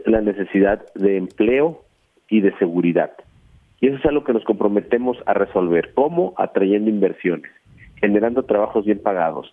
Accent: Veracruz, Mexico; yo soy veracruzano, yo ahí nací, ahí crecí, ahí estudié primaria, secundaria, prepa, mi familia es de ahí

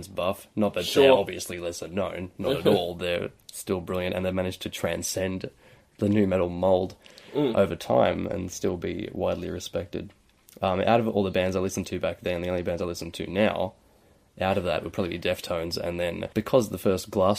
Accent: Tamworth, New South Wales, Australia; moved away as an adult; now in Newcastle, Australia; Growing up there

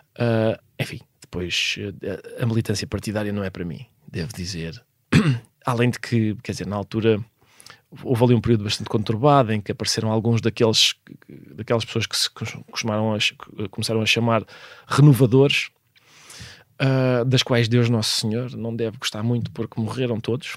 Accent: Lisbon, Portugal; also born or lived in Viana do Castelo; parecia-me que os meus tios do norte resistiam melhor aos elementos do que nós, de Lisboa

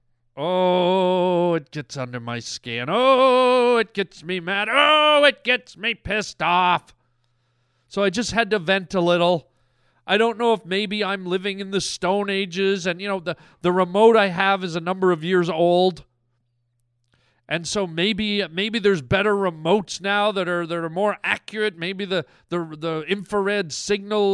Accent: Canada; I'm a Canadian boy, and I love me my hockey. You know, us Canadian boys, we grow up on our hockey

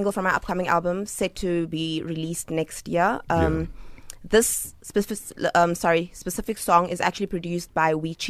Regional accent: South Africa; moved away; also born or lived in Johannesburg / Kimberley / Mahikeng / Bloemfontein; Grew up between Kimberley and Mahikeng.

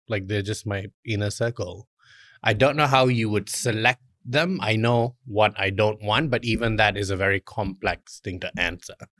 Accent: Malaysia; moved away; We always used to laugh growing up in Malaysia

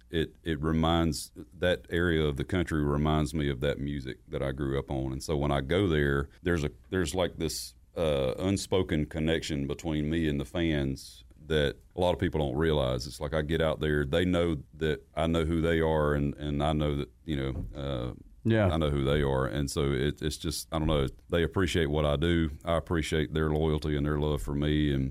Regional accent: Southern United States, United States; wrote a song about what it was like for me growing up in the South

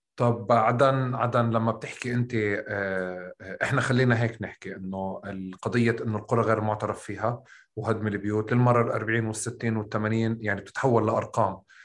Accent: Tulkarm, West Bank, Palestine; طول كرم احنا بنحكي بالقاف

